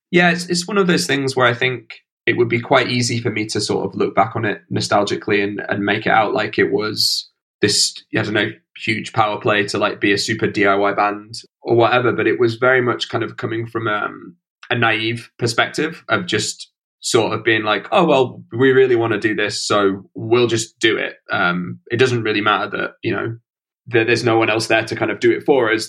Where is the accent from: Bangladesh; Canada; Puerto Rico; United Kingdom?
United Kingdom; Stocksbridge, Yorkshire and the Humber; moved away as an adult; also born or lived in Nottingham / London; now in Brighton, United Kingdom; I grew up in a village about 30 minutes out of the city uh, called Stocksbridge